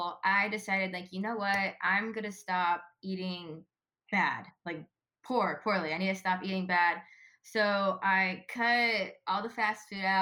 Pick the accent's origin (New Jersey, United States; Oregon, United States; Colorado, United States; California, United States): California, United States; Ventura; moved away as an adult; I loved growing up in Ventura